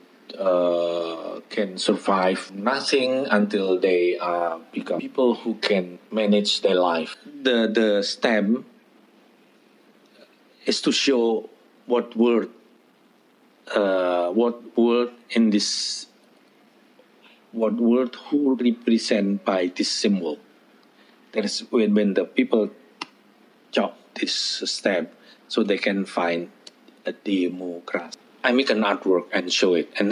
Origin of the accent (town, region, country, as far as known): Indonesia; born or raised there